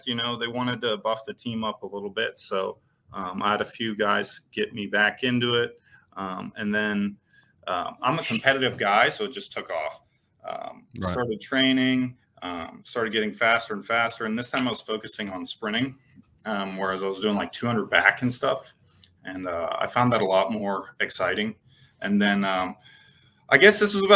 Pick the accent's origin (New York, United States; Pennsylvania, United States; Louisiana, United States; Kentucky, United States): Pennsylvania, United States; Pittsburgh; moved away as an adult; also born or lived in Indiana; I'm here in Pittsburgh, PA. It's my original hometown. I was out in Indiana for about 10 years or so, but family brought me back.